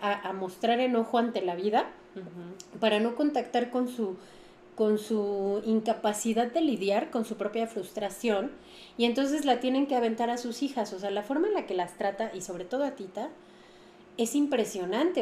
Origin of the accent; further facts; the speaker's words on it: Mexico; como cultura mexicana